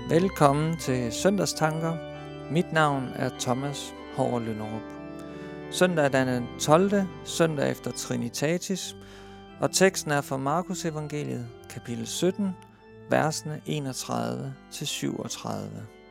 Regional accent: Denmark; jeg som dansker

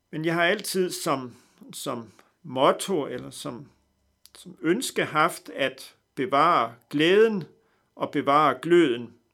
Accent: North Denmark Region, Denmark; men jeg er født i Vendsyssel, langt væk fra København. Født på en gård, en slægtsgård i nærheden af Dronlund. Og på den måde er jeg nok lidt speciel ved, at jeg er opvokset på en, en slægtsgård

